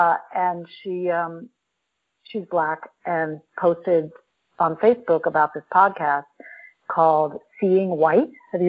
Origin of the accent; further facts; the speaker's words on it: New York, United States; besides being North American, you know, from, from New York.